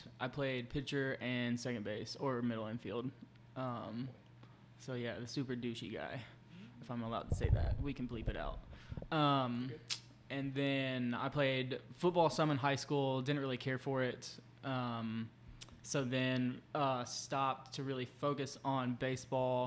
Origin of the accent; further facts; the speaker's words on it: Birmingham, Alabama, United States; I grew up here in Birmingham, Mountain Brook specifically. I've been here my whole life.